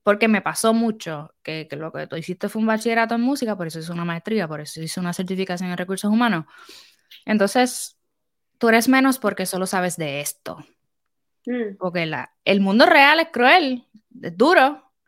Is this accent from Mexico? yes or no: no; Puerto Rico; now in United States; soy de Puerto Rico